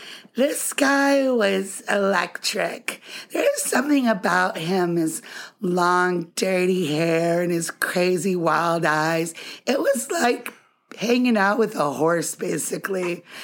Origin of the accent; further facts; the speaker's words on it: Ann Arbor, Michigan, United States; born there; I was born in Ann Arbor, Michigan.